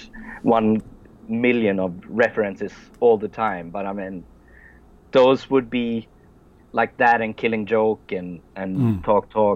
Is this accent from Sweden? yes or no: yes; Sweden; English is a second language; English is not my first language, since I'm Swedish